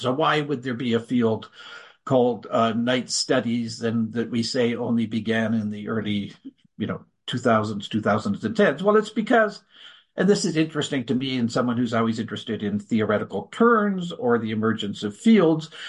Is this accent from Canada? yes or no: yes; Canada; as a Canadian